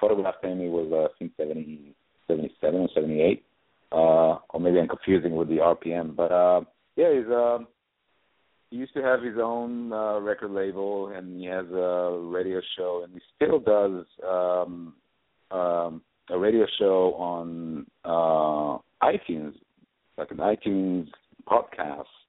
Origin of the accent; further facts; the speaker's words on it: Israel; moved away as an adult; now in New York, United States; I'm originally from Israel. And when I came to New York, when I moved to New York in 2008